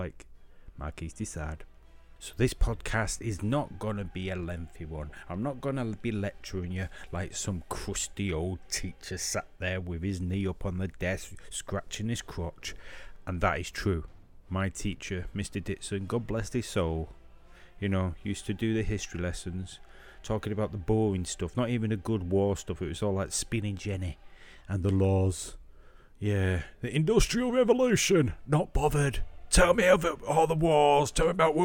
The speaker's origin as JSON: {"language": "English", "town": "Manchester", "region": "North West England", "country": "United Kingdom", "said": "I'm from Manchester and can hardly speak English"}